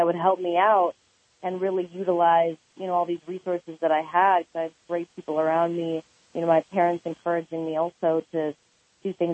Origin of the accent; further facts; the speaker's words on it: Oak Park, California, United States; I grew up in Oak Park, California